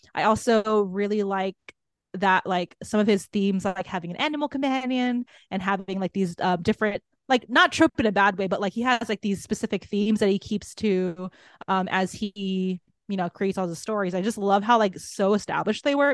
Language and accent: English; Guam; moved away; I'm from Guam originally